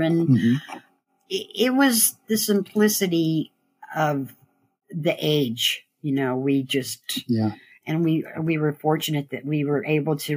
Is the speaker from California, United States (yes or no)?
yes; Berkeley, California, United States; now in Marin County, United States; I was born in Berkeley